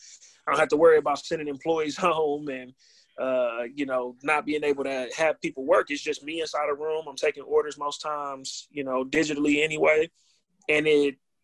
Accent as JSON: {"language": "English", "town": "Milwaukee", "region": "Wisconsin", "country": "United States", "tie": "born or raised there", "said": "I'm from West Lawn, and, you know, for, you know, in Milwaukee"}